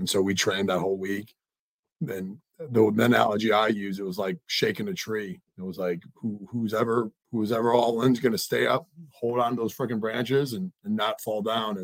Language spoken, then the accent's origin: English; Midwest, United States; I'm a Midwesterner.